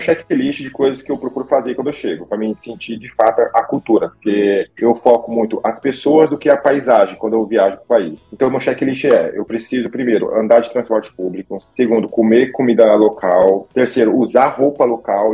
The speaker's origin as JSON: {"language": "Portuguese", "town": "Osasco", "region": "São Paulo", "country": "Brazil", "tie": "born or raised there", "moved": "as an adult", "said": "eu tenho 33 anos, eu sou natural de Osasco, São Paulo"}